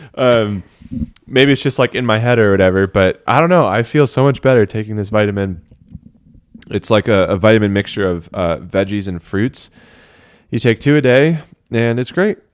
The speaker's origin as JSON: {"language": "English", "town": "Denver", "region": "Colorado", "country": "United States", "said": "I hail from Denver, Colorado"}